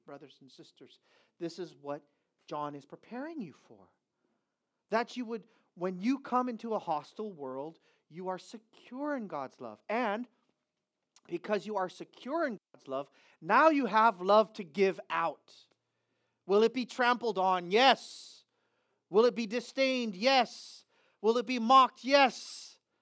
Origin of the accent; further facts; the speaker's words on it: United States; I'm an American